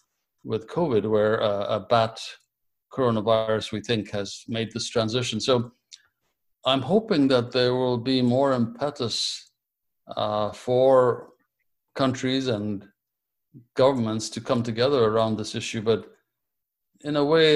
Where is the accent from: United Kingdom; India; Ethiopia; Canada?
Ethiopia; moved away as an adult; I was born in Ethiopia, and I began my medical schooling in Ethiopia before it was interrupted